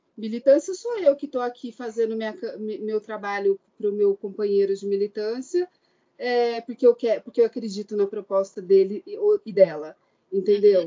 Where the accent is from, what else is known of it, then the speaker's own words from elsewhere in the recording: Araraquara, São Paulo, Brazil; now in Goiânia, Brazil; eu, como sendo uma paulistana, né, nasci em Araraquara, interior do estado de São Paulo